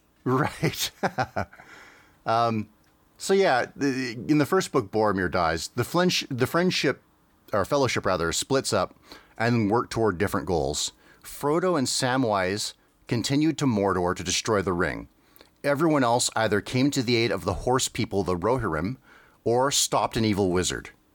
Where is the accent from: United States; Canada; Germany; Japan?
Canada; growing up in Canada, we didn't have the Disney Channel